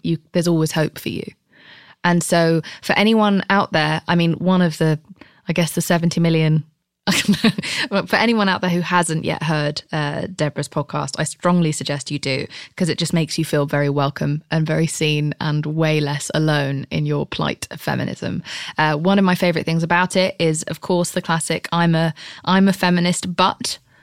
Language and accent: English; United Kingdom; I'm British